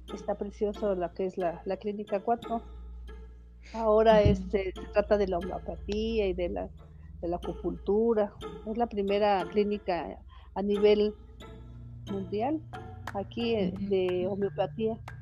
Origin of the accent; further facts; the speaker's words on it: Mexico City, Mexico; soy nativa de esta, de esta colonia, nací aquí en las calles de Antonio Caso, 117